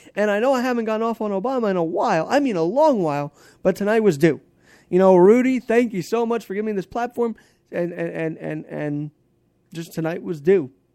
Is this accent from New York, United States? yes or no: yes; New York City, New York, United States; I'm a New Yorker